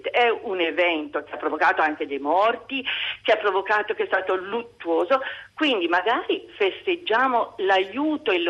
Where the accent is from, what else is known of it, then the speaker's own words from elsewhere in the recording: Florence, Tuscany, Italy; io sono fiorentina, cioè vivo a Firenze